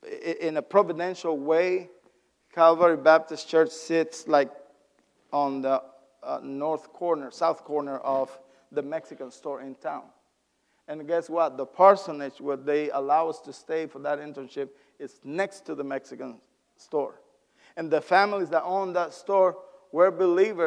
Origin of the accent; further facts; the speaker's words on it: Honduras; English is a second language; moved away as an adult; also born or lived in New Orleans, Louisiana; now in Effingham, United States; originally from Honduras.